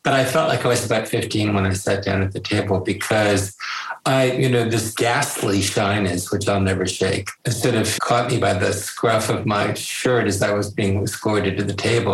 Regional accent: Connecticut, United States; I was from Connecticut

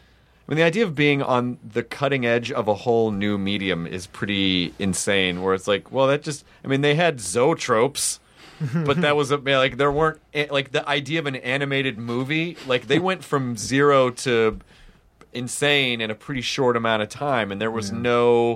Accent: Memphis, Tennessee, United States; also born or lived in Jonesboro; Oh shit, I'm from Memphis.

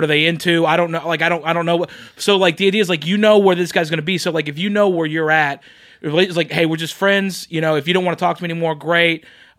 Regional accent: Oklahoma, United States; I'm from Oklahoma

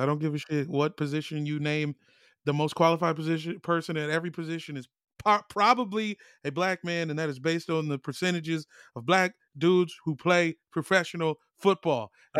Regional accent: Woodbridge / Manassas, Virginia, United States; also born or lived in Lake Ridge, Virginia; Technically, I'm from both places.

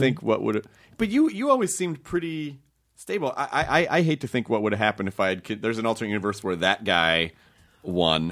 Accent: Memphis, Tennessee, United States; moved away; also born or lived in Kentucky; I grew up in Tennessee

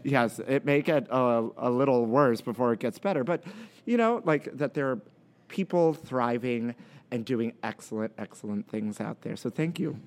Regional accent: New York City, New York, United States; we grew up in Brooklyn

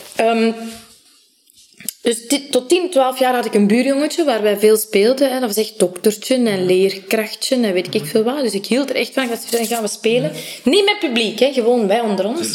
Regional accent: Sint-Niklaas, Flanders, Belgium; ik ben in Sint-Niklaas geboren en getoren, getogen

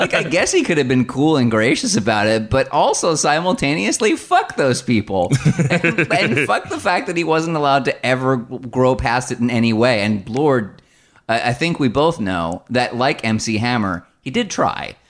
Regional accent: United States; I am from the New Jersey, New York area, so when I was a child, I listened to Z one hundred

